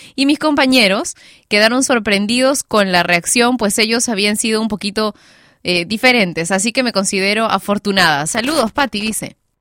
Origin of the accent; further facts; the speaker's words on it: Peru; mi país, Perú